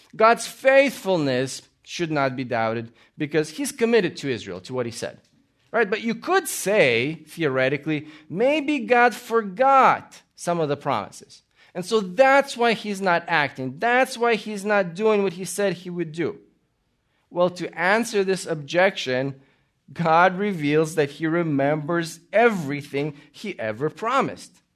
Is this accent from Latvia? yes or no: yes; Latvia; also born or lived in Austria / Italy; now in United States; I was born in Latvia. We immigrated to America